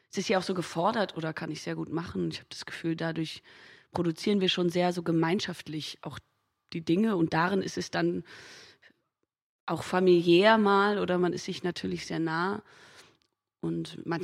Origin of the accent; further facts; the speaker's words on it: Hamburg, Germany; Da bin da auch viel so groß geworden in Hamburg. Ich komme ja aus Hamburg, viel so aus dem Thalia Theater.